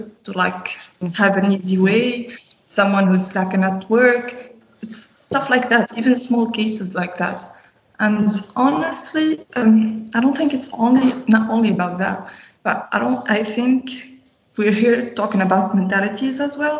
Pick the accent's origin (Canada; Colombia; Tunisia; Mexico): Tunisia; I'm a North Africa Anti-Corruption Youth Ambassador, and I'm from Tunisia.